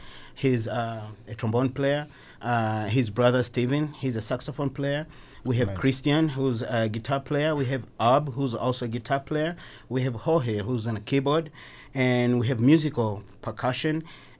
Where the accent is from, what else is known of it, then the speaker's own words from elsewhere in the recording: Tanzania; first language Haya; English is a second language; now in Salt Lake City, United States; originally I'm from Tanzania, East Africa.